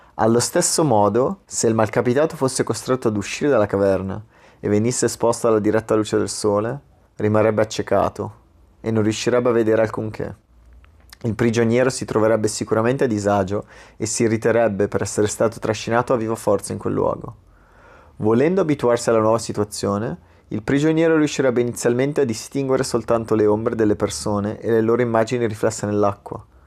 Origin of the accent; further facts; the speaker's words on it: Italy; il mio ruolo da italiano nel mondo